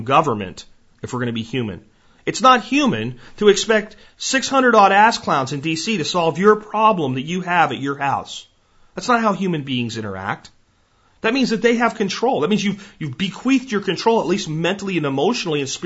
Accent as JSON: {"language": "English", "region": "Pennsylvania", "country": "United States", "tie": "born or raised there", "said": "When I grew up in Pennsylvania"}